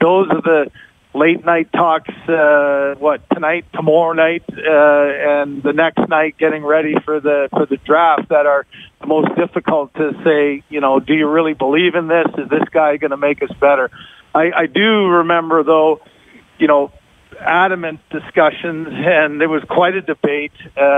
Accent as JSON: {"language": "English", "town": "London", "region": "Ontario", "country": "Canada", "said": "London, Ontario."}